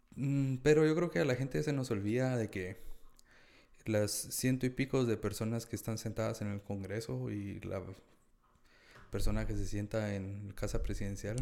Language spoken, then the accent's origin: Spanish; Guatemala; como guatemaltecos tenemos, tenemos una narrativa bien metida en la cabeza de que todo lo que es Chapín es malo